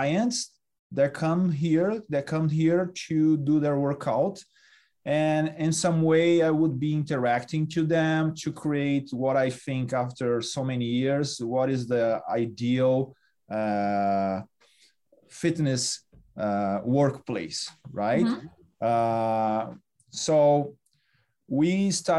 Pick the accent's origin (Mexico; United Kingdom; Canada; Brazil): Brazil; moved away; I'm from Brazil